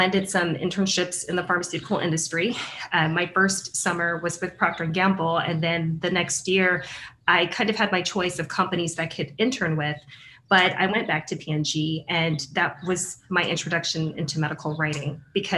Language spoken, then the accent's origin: English; Huntsville, Texas, United States; first language English; I'm originally from Huntsville, Texas. That's where I grew up